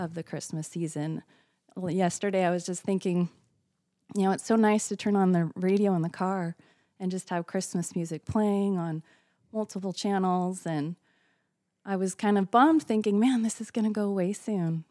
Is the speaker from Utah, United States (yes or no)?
yes; Utah, United States; now in Florida, United States; growing up in Utah, it was snowy and cold